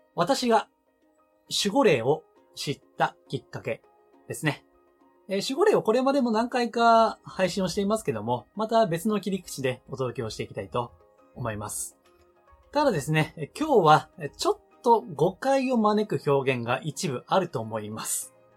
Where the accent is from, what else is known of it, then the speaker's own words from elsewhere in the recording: Amagasaki, Hyogo, Japan; 出身は兵庫県の尼崎